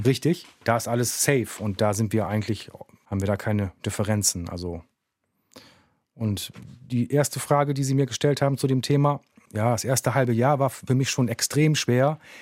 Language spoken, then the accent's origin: German; Bremen, Germany; Aufgewachsen bin ich im Viertel. Also ich bin ein Kind des Viertels.